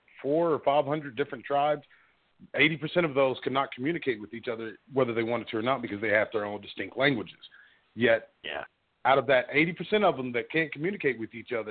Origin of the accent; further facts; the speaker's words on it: Oklahoma, United States; now in Texas, United States; me growing up in Oklahoma